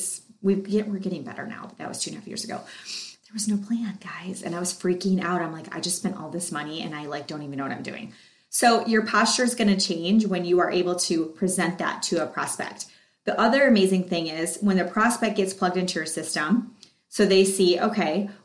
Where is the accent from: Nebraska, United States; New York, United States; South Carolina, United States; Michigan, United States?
Michigan, United States; I was born in Michigan